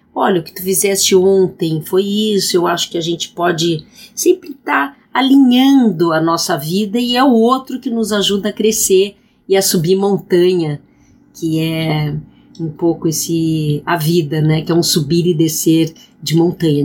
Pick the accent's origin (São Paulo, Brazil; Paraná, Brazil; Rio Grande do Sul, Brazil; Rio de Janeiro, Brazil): Rio Grande do Sul, Brazil; eu sou gaúcha